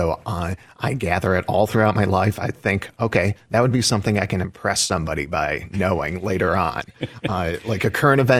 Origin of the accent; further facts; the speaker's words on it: Cleveland, Ohio, United States; Oh, my! In my hometown, Cleveland.